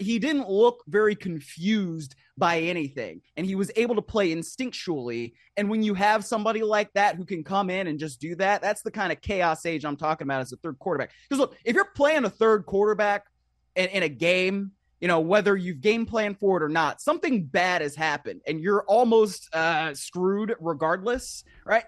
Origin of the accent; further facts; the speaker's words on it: Shaker Heights, Ohio, United States; now in Los Angeles, United States; I grew up in Shaker Heights, home of … and, uh, …